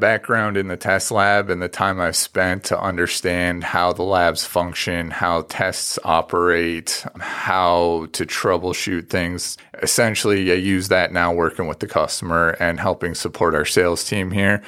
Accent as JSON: {"language": "English", "country": "Canada", "tie": "born or raised there", "moved": "yes", "said": "I grew up out in a farm in the country, and I'm originally from Canada"}